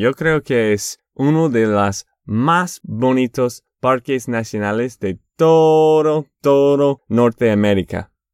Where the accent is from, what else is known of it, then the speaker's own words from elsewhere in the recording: Boston, Massachusetts, United States; Spanish is a second language; also born or lived in Texas; Yo soy de Boston, de Massachusetts